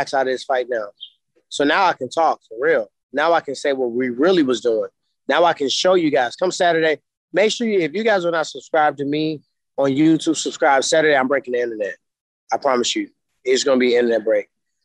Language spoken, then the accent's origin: English; St. Louis, Missouri, United States; I'm from St. Louis